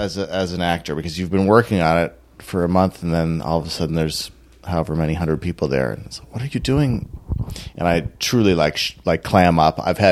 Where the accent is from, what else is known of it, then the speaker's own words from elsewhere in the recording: Minneapolis, Minnesota, United States; also born or lived in Washington State; I'm from Minneapolis.